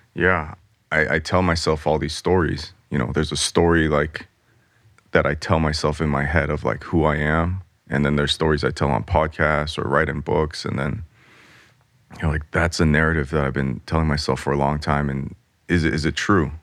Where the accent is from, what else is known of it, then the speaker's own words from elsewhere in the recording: Los Angeles, California, United States; growing up in Los Angeles